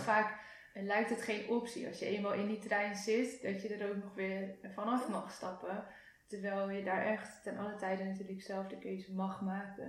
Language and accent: Dutch; Netherlands; als Nederlanders